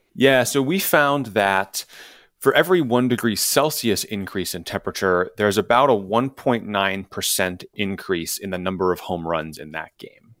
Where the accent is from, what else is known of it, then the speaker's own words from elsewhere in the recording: Chicago, Illinois, United States; Wrigley Field, which is walking distance from, from where I grew up in Chicago